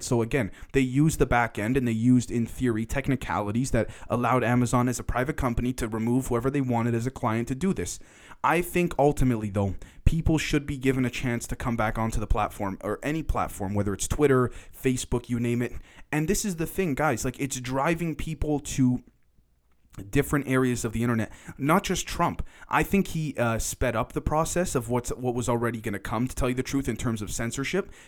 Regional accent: Toronto, Ontario, Canada; I'm from Toronto, Canada

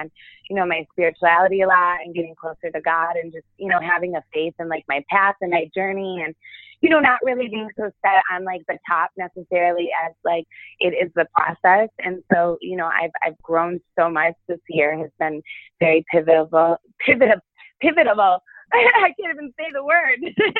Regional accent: Rochester, New York, United States; cause I'm from Rochester, New York originally, upstate.

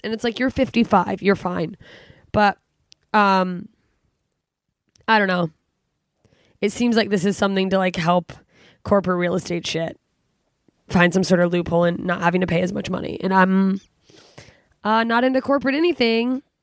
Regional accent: Alaska, United States; now in California, United States; I'm from Alaska. It's dark all the time

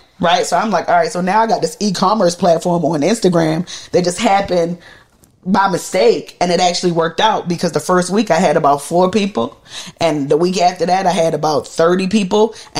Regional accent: Jamaica; because I'm Jamaican, right? So like I didn't grow up eating that.

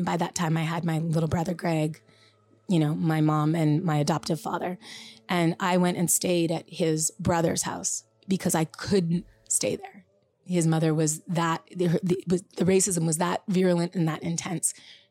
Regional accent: Canada; the only times there's this funny thing when people find out I'm from Canada

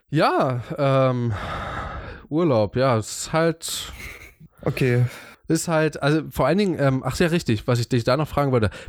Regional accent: East Germany, Germany; ich bin schon ziemlich Ossi-mäßig. ich, ich, ich komme definitiv aus dem Osten.

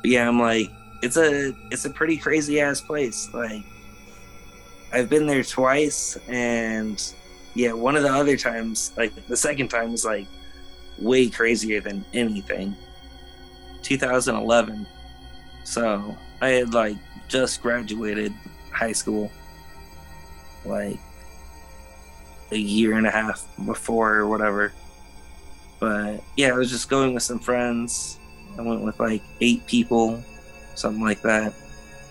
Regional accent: Los Angeles, California, United States; I grew up in Los Feliz area.

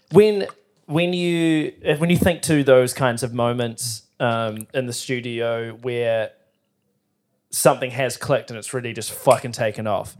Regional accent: New Zealand

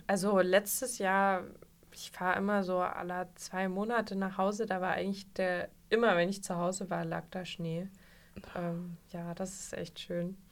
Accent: Vogtland, Saxony, Germany; moved away; ich bin aus dem Vogtland

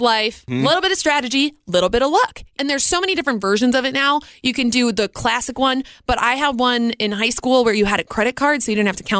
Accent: Red Wing, Minnesota, United States; I'm from Red Wing, Minnesota, and we're right next to this big casino

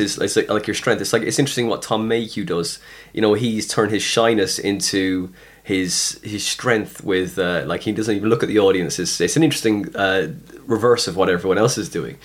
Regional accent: West Cork, Munster, Ireland; also born or lived in Skibbereen; I'm from West Cork

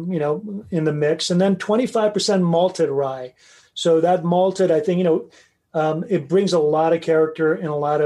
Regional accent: Tehran, Tehran Province, Iran; moved away; I was born in Iran, believe it or not, in Tehran

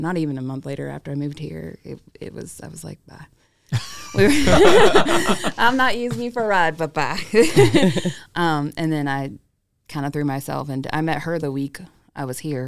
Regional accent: Hollywood, California, United States; also born or lived in Arizona; now in Augusta, United States; No, I was born in Hollywood and lived in L.A. and lived in Northern California, kind of lived in a lot of different places.

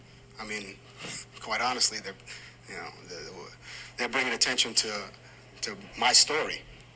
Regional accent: New York City, New York, United States; I'm the son of immigrants. I'm black. I grew up poor. I grew up in New York during the stop and frisk era

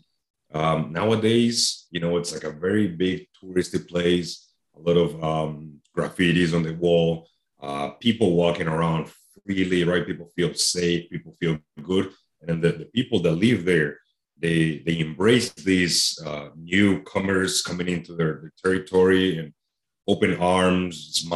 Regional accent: Medellin, Antioquia, Colombia; now in Illinois, United States; I live here. Yeah, but I was born and raised in Colombia, South America

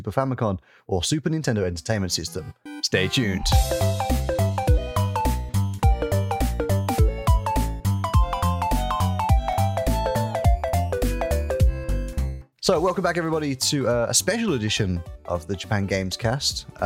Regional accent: United Kingdom; the British gentleman that I am

